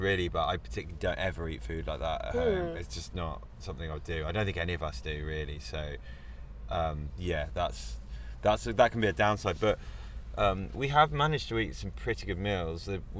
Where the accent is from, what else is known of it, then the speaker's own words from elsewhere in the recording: West Country, South West England, United Kingdom; now in London, United Kingdom; I'm from the West Country, which is in the bottom end of the UK.